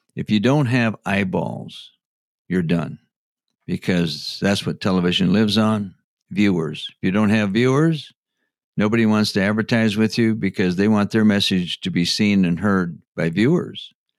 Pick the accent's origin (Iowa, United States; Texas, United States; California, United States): Iowa, United States; Postville; moved away as an adult; now in Minneapolis, United States; Was I born and raised in Minnesota? No, I was not. Real close, I was born just south of Rochester, Minnesota, in a small town of Postville, Iowa